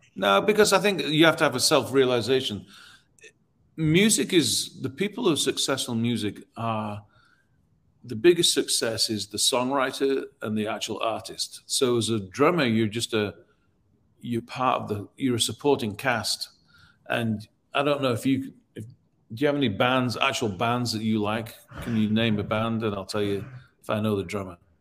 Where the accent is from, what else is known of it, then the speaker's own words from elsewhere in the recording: Leeds, Yorkshire and the Humber, United Kingdom; now in Nashville, United States; I grew up in Leeds, which is the north of England